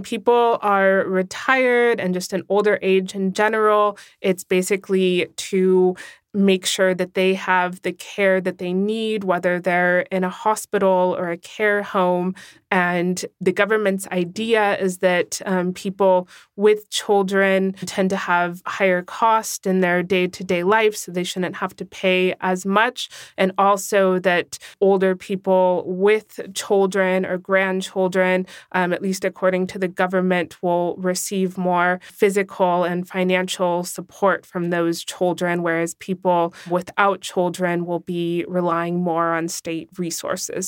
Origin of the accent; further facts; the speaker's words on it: California, United States; now in Germany; as a Californian, pretty much where I'm from